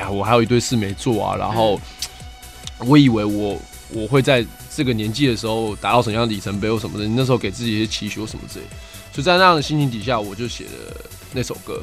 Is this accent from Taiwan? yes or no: yes; Taipei, Taiwan; 我曾经在木栅住过一段时间